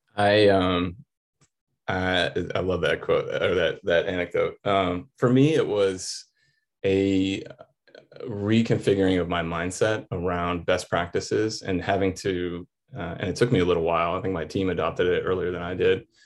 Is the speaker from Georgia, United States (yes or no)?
yes; Atlanta, Georgia, United States; I was from Atlanta